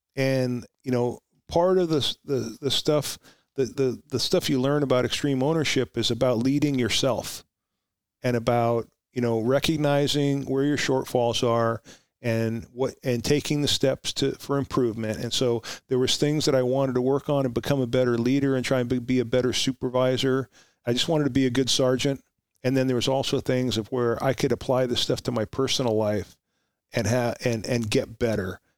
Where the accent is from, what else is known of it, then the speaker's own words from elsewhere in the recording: Huntington Station, New York, United States; moved away; also born or lived in Oxnard, California; I grew up in in Suffolk County, in, uh, near Huntington Station